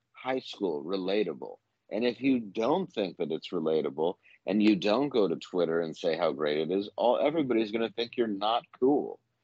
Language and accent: English; Midwest, United States; I'm from the Midwest